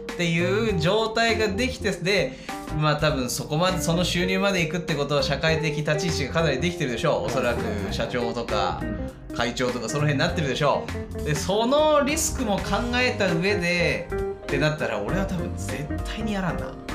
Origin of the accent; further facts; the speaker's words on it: Kansai, Japan; also born or lived in Fukushima; 本当純粋な関西人だから